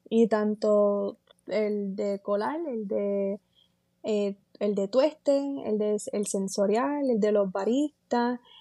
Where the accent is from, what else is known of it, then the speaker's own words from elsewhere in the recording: San Sebastián, Puerto Rico; also born or lived in Moca, Puerto Rico / Aguadilla, Puerto Rico; Yo soy natural de eh, San Sebastián, Puerto Rico. Eh, nací en Moca, Puerto Rico